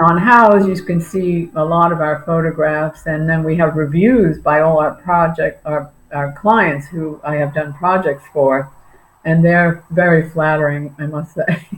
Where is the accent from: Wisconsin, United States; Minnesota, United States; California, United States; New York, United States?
New York, United States; Long Island; moved away as an adult; now in Naples, United States; I'm originally from New York